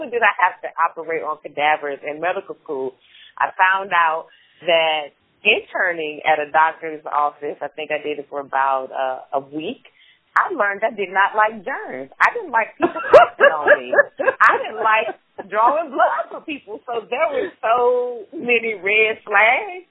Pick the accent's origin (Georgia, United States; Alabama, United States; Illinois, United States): Georgia, United States; Atlanta; moved away as an adult; now in Memphis, United States; So I am originally from Atlanta, Georgia. I grew up in the heart of Southwest Atlanta.